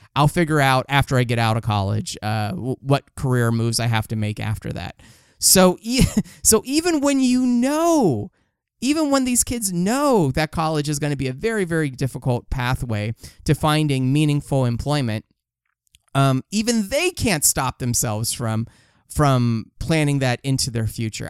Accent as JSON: {"language": "English", "town": "Los Angeles", "region": "California", "country": "United States", "said": "I'm from Los Angeles"}